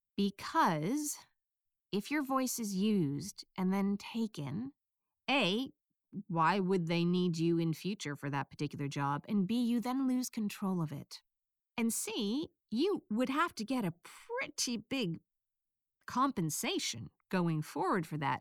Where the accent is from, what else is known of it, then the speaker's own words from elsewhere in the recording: United States; accent: American; my bass accent is American